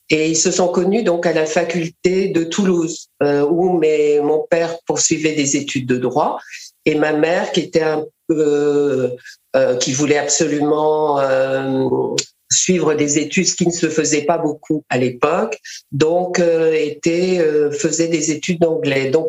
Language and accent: French; Mali; born there; et moi, je suis née au Mali.